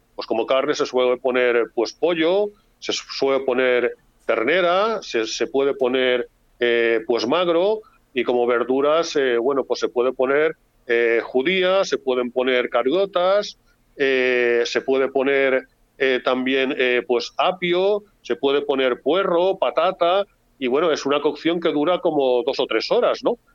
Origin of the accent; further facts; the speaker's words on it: Valencian Community, Spain; como valencianos